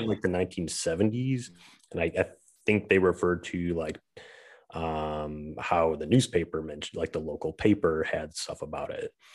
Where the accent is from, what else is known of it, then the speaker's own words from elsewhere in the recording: Saginaw, Michigan, United States; moved away; my hometown where I grew up. Um, or in Saginaw, Michigan